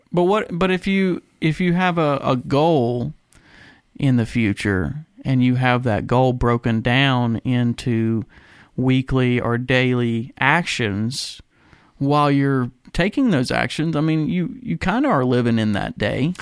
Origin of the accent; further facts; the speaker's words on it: United States; being an American